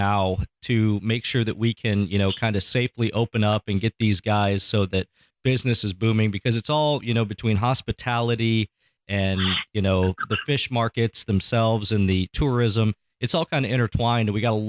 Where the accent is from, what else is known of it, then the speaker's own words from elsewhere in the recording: Iowa, United States; You know, I'm from Northeast Iowa originally.